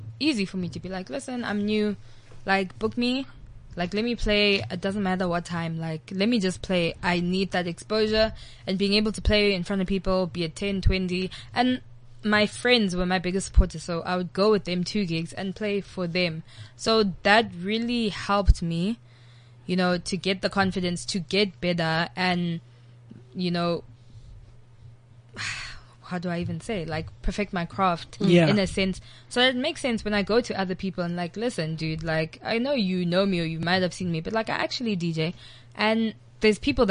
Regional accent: Durban, KwaZulu-Natal, South Africa; moved away; originally, I'm from Durban.

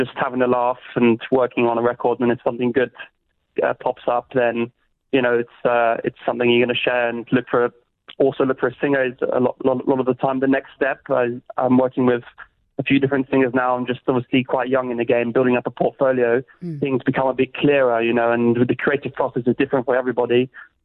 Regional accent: London, United Kingdom; moved away as an adult; now in Zurich, Switzerland; growing up in London

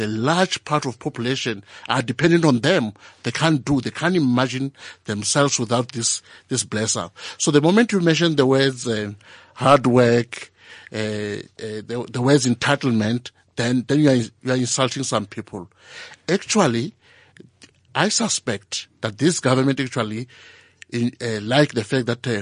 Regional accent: Venda, Limpopo, South Africa; born or raised there; also born or lived in Alexandra, Johannesburg

